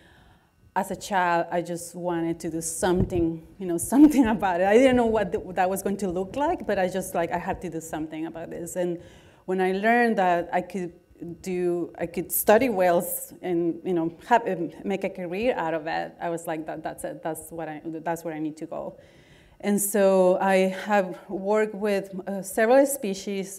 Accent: Guatemala; English is a second language; moved away as an adult; now in United States; I was born in Guatemala, and I did all my undergraduate work there

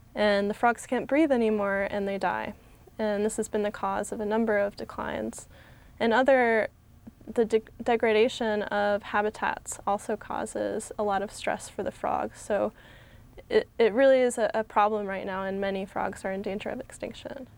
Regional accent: Connecticut, United States; I grew up in Connecticut

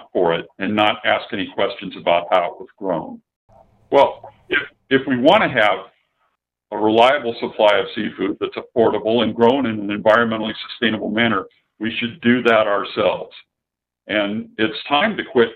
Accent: San Diego, California, United States; I grew up in San Diego

